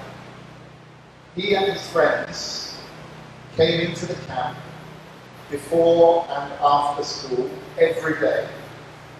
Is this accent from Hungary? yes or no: yes; Hungary; from Hungary.